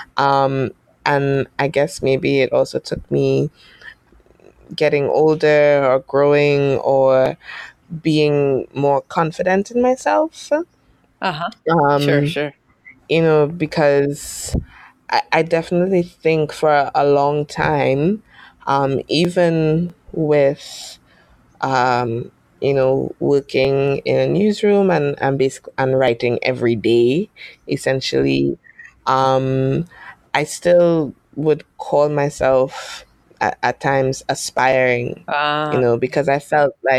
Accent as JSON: {"language": "English", "country": "United States", "tie": "born or raised there", "said": "I was born in the States"}